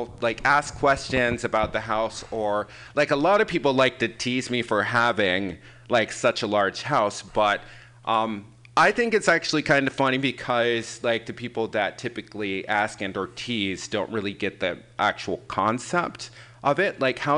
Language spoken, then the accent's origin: English; Michigan, United States; now in San Francisco, United States; I'm originally from Michigan.